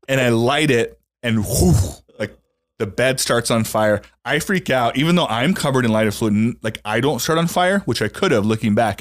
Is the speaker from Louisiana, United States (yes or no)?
yes; Louisiana, United States; I grew up in Louisiana in a trailer